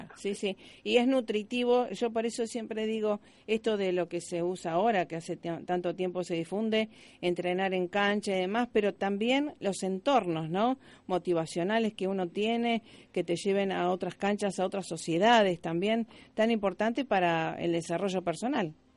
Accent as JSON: {"language": "Spanish", "country": "Argentina", "said": "los argentinos somos este resultadistas"}